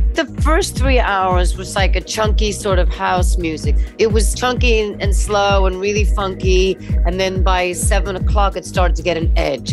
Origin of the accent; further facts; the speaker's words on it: East Coast, United States; moved away as an adult; now in London, United Kingdom; I am an American living in London since 1990.